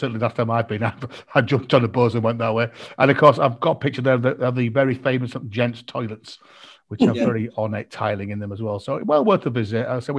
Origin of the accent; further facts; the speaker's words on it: Malton, Yorkshire and the Humber, United Kingdom; moved away; we said last week that we're all from Malton originally. Malton's a small market town in North Yorkshire. It's about halfway between York and Scarborough